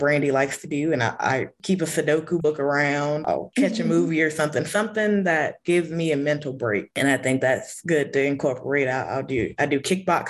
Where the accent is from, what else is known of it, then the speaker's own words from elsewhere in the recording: Rocky Mount, North Carolina, United States; I'm from Rocky Mount, North Carolina, and I did my graduation project at a local small animal hospital